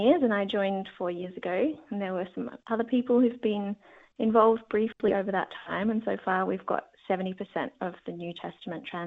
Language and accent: English; Sydney, New South Wales, Australia; Growing up in Sydney